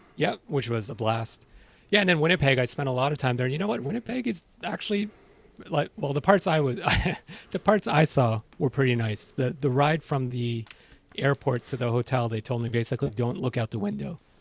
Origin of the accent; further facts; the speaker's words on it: Iran; now in Ontario, Canada; I'm from Iran